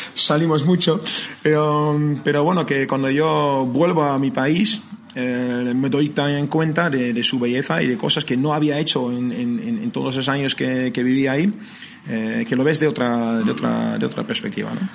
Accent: near Amsterdam, North Holland, Netherlands; moved away as an adult; now in San Sebastián, Spain; como soy de cerca de Amsterdam

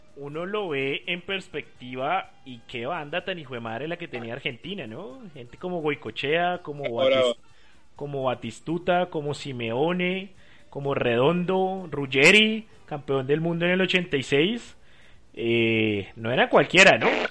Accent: Bogotá, Colombia; soy hincha de millonarios, pues soy bogotano

